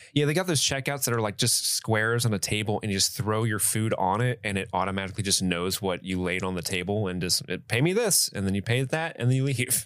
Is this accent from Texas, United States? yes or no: no; Ohio, United States; moved away as an adult; now in Kentucky, United States; I grew up in Ohio. I now live in Kentucky, but basically still live in Ohio